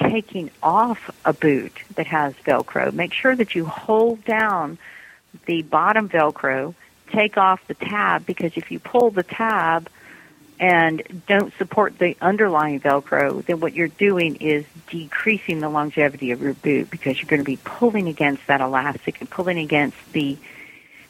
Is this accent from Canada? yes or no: no; United States; as an American